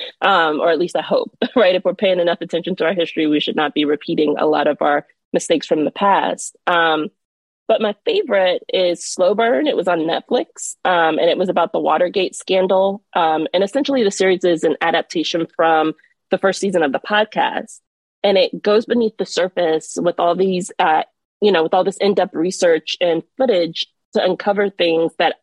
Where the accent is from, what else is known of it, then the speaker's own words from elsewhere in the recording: Miami, Florida, United States; now in Washington, D.C., United States; I'm originally from Miami, Florida. So I'm a Florida girl through and through